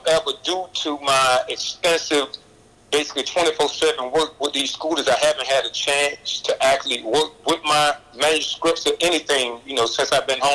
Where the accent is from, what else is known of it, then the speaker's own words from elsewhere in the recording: Taylortown, North Carolina, United States; also born or lived in Southern Pines, North Carolina; now in Atlanta, United States; I grew up poor in Taylortown, North Carolina. And I bounced back and forth from Taylortown to Southern Pines, back and forth for years